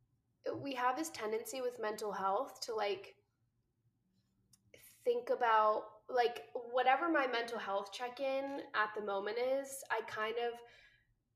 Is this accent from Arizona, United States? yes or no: no; New Jersey, United States; moved away as an adult; now in Los Angeles, United States; I live out here, but I'm originally from New Jersey.